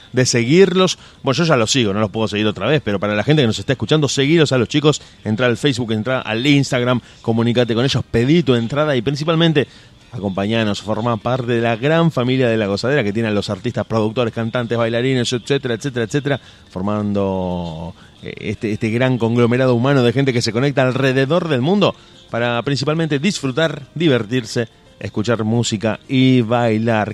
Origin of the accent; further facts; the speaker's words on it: Rosario, Santa Fe, Argentina; somos de Rosario